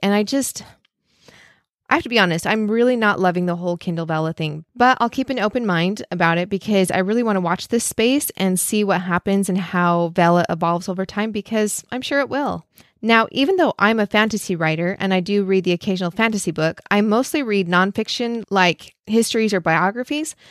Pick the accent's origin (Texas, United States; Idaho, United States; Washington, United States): Idaho, United States; where I grew up in Idaho